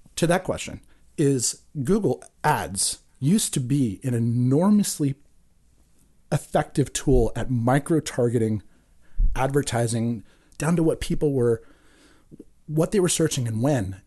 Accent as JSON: {"language": "English", "town": "Santa Cruz", "region": "California", "country": "United States", "tie": "born or raised there", "said": "growing up in Santa Cruz"}